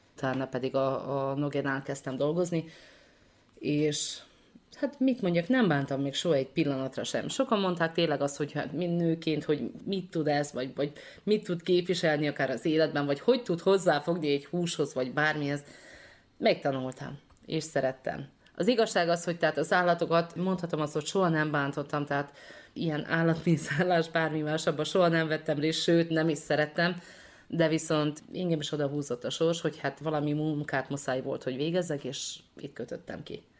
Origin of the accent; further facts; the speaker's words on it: Martonoš, Vojvodina, Serbia; moved away; Martonosról érkeztem, tehát Martonosi születésű vagyok